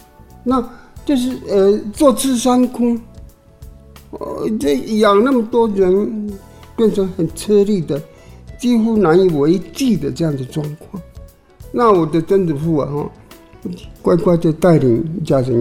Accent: Taiwan; 对台湾的感情，这是我我认为很自然的啦，因为我身为台湾人。自然的有台湾感情

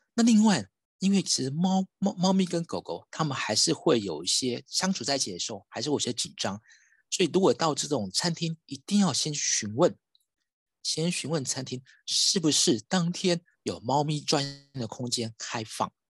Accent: Taiwan; 我们台湾人

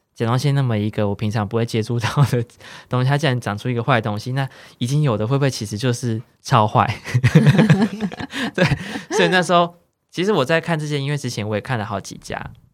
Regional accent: central Taiwan, Taiwan; moved away as an adult; now in Taipei, Taiwan; 因为我是中部人

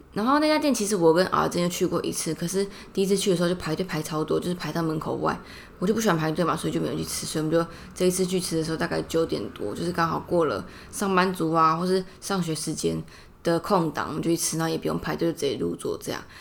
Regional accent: Taipei, Taipei City, Taiwan; 我从小住在市里嘛

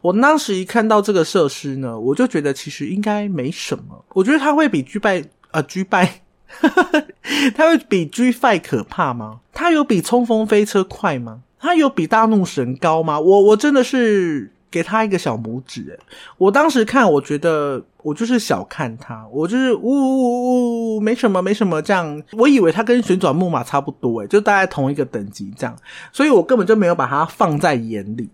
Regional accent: Tainan, Taiwan; first language Taiwanese Hokkien; Chinese is a second language; 我是因为台南人的，台语就是我的母语

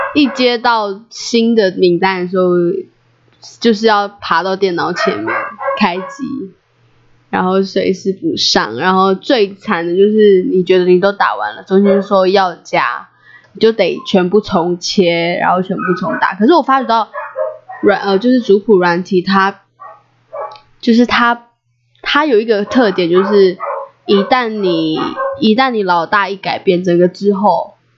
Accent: Taiwan; 在部落长大最美的资产，在部落学习

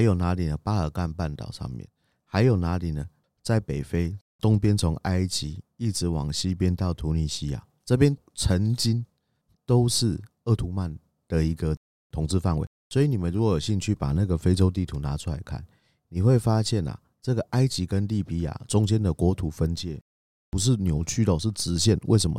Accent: Taiwan; 我们台湾人

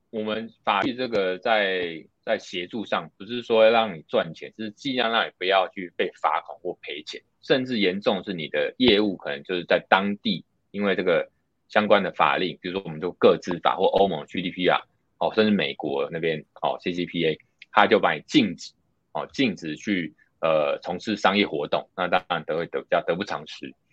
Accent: Taiwan; 因为我们台湾这边其实还蛮讲求资通管理

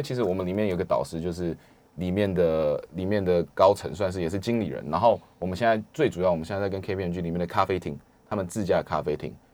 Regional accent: Taiwan; 我来自台湾

